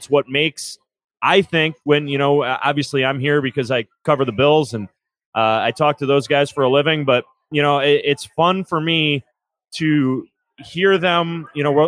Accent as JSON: {"language": "English", "town": "Lewiston", "region": "New York", "country": "United States", "lives_now": "Amherst, United States", "said": "I am actually from Lewiston originally. So Niagara County"}